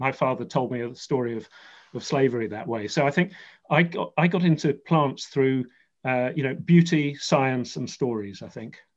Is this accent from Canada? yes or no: no; London, United Kingdom; we grew up near Kew Gardens in southwest London